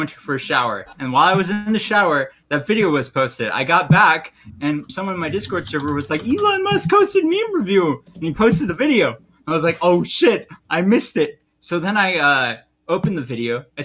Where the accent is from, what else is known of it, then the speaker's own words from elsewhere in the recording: India; I'm Indian